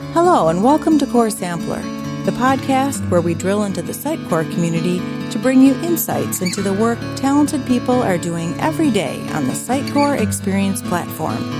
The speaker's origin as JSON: {"language": "English", "country": "Jordan", "said": "I'm from Jordan"}